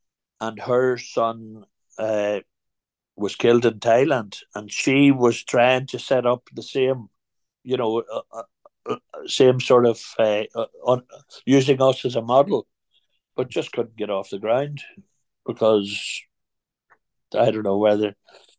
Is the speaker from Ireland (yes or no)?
yes; Ireland; That's purely because we're Irish, and community is so important to the Irish